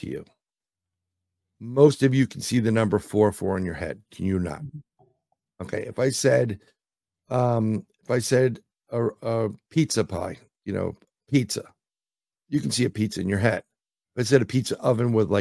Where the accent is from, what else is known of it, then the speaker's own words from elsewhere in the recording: New York City, New York, United States; I'm from New York City